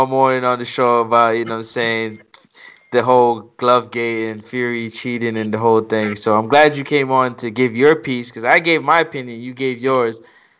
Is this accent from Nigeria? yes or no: no; Jamaica; I'm Jamaican.